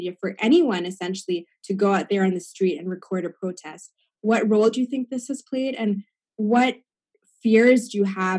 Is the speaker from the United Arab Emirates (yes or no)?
yes; Dubai, United Arab Emirates; I grew up in Dubai, right?